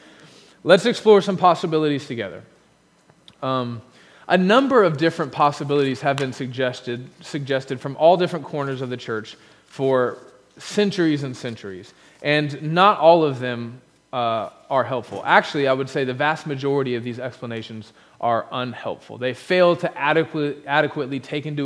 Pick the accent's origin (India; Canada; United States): United States; Being an American